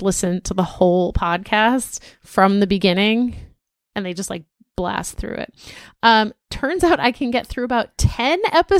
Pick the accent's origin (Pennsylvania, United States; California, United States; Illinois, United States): California, United States; Torrance; P.S. Also, I'm originally from Torrance. Actually, I'm third generation. My grandparents, parents, and extended family all went to Torrance High.